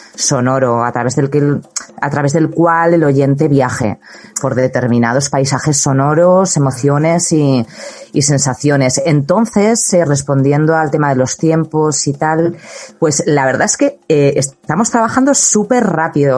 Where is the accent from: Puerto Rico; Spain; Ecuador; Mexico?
Spain; Huesca, Aragon; moved away as an adult; also born or lived in Madrid; ambos dos somos de, de Huesca del, del, Alto Aragón, del Alto Aragón.